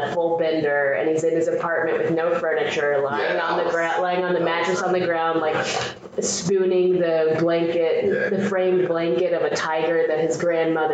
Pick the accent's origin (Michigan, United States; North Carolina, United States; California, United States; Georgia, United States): Georgia, United States; Atlanta; I'm from Atlanta